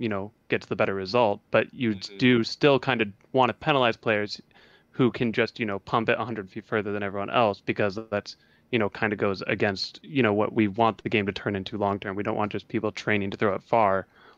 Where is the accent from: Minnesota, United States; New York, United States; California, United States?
Minnesota, United States; Minneapolis; I am from Minneapolis, Minnesota.